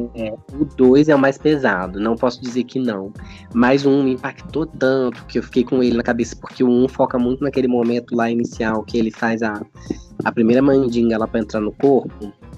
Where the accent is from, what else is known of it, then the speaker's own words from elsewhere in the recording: Bom Jesus, Brazil; dessa casa, onde eu tô em Bom Jesus, é onde a casa onde eu me criei